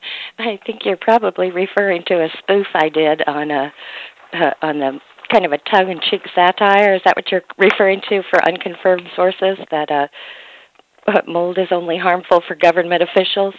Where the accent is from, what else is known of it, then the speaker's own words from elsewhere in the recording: Mississippi, United States; Mississippi is my home state